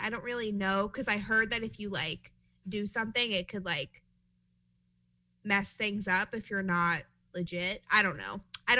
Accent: New York, United States; accent: New York; now in North Carolina, United States; I feel like my accent has dwindled a little bit living in North Carolina, but people still clock me for my accent all the time. They think I'm from New Jersey first

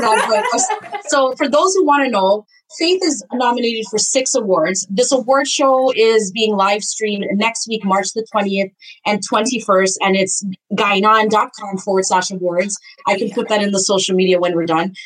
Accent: Canada; I'm Guyanese a background. Even though I was right. born in Canada, and sometimes my accent will mix up

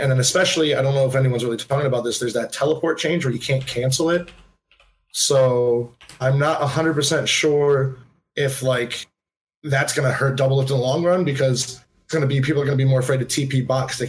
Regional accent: Kent, Ohio, United States; I'm just from Kent, Ohio.

